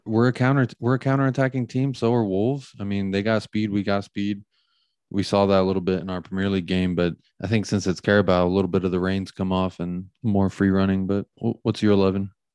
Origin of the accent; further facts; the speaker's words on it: United States; we're American